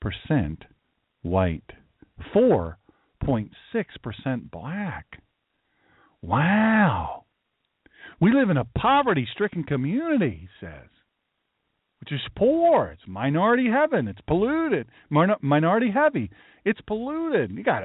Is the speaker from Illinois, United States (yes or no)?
yes; Chicago, Illinois, United States; I'm from Chicago. I'm worker, you know, I'm a labor guy.